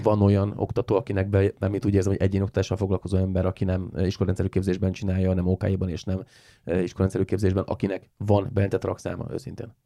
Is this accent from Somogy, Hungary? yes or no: yes; Siófok, Somogy, Hungary; van egy siófoki csoport, egy siófoki életcsoport, amiben vagyok